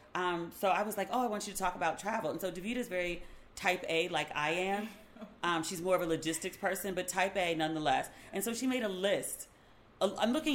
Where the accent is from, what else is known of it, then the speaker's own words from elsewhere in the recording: Maryland, United States; I'm from Maryland